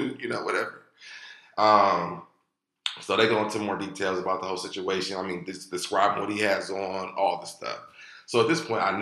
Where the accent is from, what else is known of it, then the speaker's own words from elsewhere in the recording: Ohio, United States; moved away; We're both from Ohio